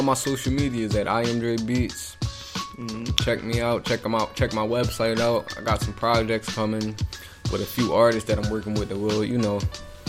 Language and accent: English; Philadelphia, Pennsylvania, United States; North Philly.